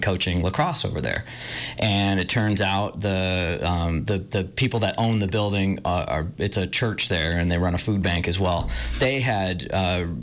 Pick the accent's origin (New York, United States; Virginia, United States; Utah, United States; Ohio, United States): New York, United States; Orchard Park; moved away as an adult; also born or lived in New Hampshire; now in Montana, United States; I grew up in Orchard Park, New York.